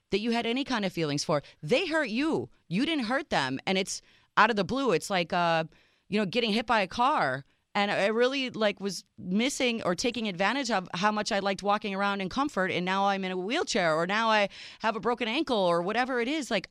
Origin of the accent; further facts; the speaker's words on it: Serbia; first language Serbian; English is a second language; So, Serbia, Yugoslavia back then